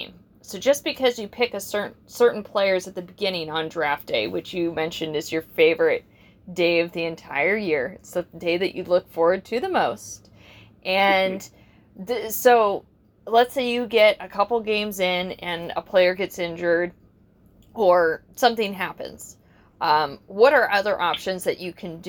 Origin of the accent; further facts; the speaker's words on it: San Diego, California, United States; we're from San Diego